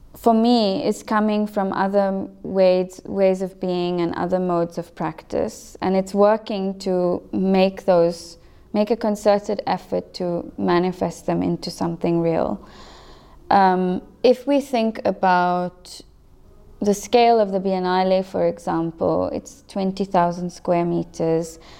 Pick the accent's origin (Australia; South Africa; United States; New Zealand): South Africa; first language English